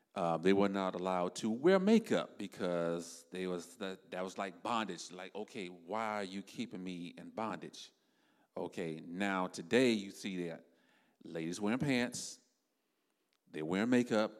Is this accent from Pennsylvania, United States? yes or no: no; South Florida, United States; me and my wife, we are from South Florida.